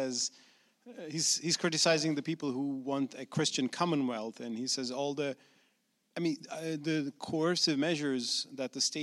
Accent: Turkey; moved away; my home country, Turkey

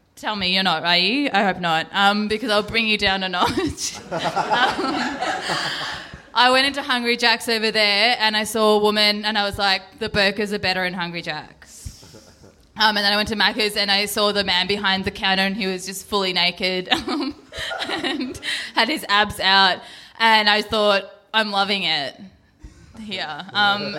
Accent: India; I'm Indian, but I'm kind of basically white.

